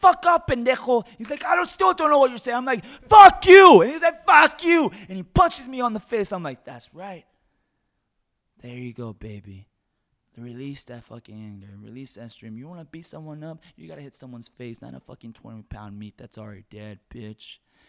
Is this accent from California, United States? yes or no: no; Oak Cliff, Texas, United States; I come from I come from Oak Cliff, which is not in such a good area, but it's okay because I have my own business now.